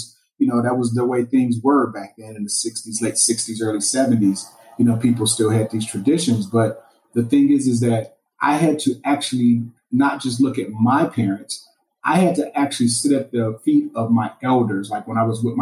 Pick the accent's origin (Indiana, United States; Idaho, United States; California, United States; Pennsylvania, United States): Indiana, United States; Gary; I grew up in Gary, Indiana